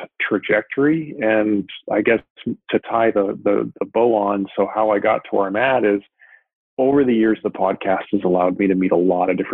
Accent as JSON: {"language": "English", "town": "Vancouver", "region": "British Columbia", "country": "Canada", "moved": "as an adult", "lives_now": "San Diego, United States", "said": "I moved from Vancouver, where I'm originally from, down to San Diego"}